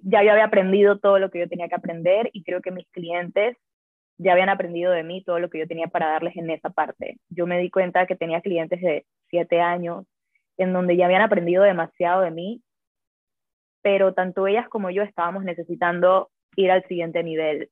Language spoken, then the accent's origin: Spanish; Panama; soy de Panamá